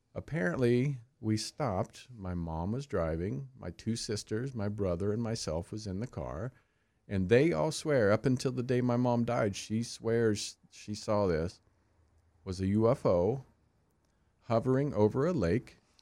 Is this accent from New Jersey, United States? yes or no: no; Kansas, United States; I grew up in Kansas, the Bible Belt